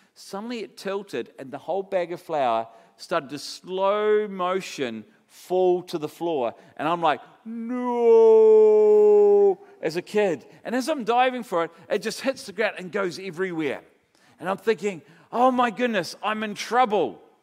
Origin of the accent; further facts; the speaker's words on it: Palmerston North, Manawatū-Whanganui, New Zealand; Palmerston North, where I was brought up in New Zealand